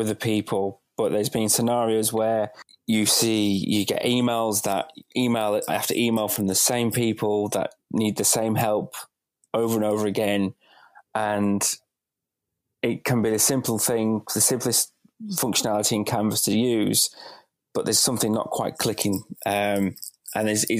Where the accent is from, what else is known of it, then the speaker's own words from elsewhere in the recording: Bradford, Yorkshire and the Humber, United Kingdom; moved away; also born or lived in Wolverhampton; I'm originally from Bradford, from up north